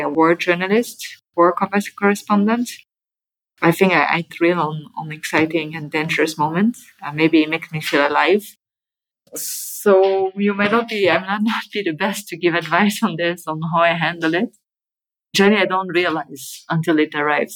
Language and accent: English; Geneva, Switzerland; moved away as an adult; also born or lived in Zurich; I come from Geneva, which is you know like the heart